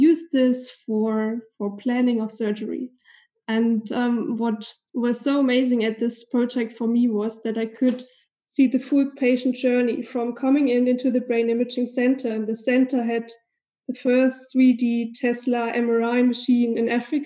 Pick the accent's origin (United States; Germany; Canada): Germany; East Germany; So obviously I'm born and raised in Germany. So I spent most of my life here in Germany. And I was actually born in East Germany